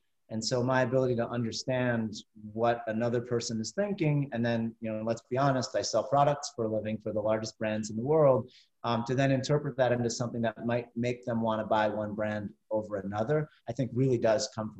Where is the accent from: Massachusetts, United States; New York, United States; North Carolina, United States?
New York, United States; New York City; I'm originally from Elmhurst, Queens, New York